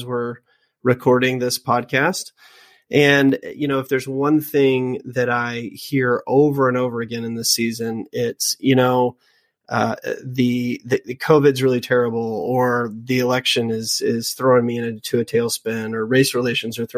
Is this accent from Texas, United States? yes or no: no; Louisiana, United States; I was raised in Louisiana